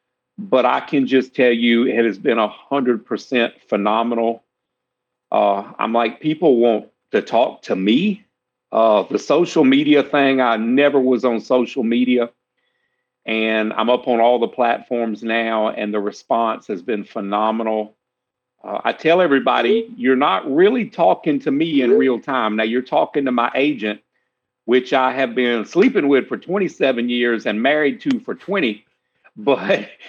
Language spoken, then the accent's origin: English; South Carolina, United States; I'm from South Carolina. Been here my whole life